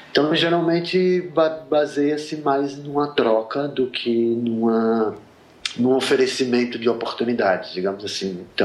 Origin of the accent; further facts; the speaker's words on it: Sergipe, Brazil; also born or lived in Rio de Janeiro; now in São Paulo, Brazil; É, eu sou de Sergipe, eu morei oito anos no Rio, eu moro há 13 anos em São Paulo.